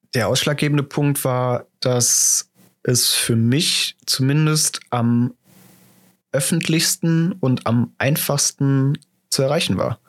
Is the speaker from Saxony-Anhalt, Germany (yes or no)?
no; Düsseldorf, North Rhine-Westphalia, Germany; geboren und aufgewachsen in Düsseldorf